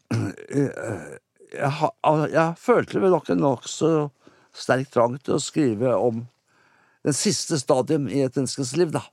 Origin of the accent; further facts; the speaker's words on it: Sandefjord, Vestfold, Norway; jeg kommer fra Kystby, da. Rundt Sandefjord